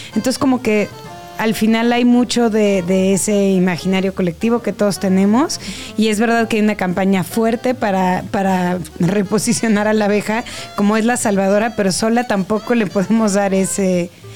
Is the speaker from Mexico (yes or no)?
yes; Mexico City, Mexico; como chilangos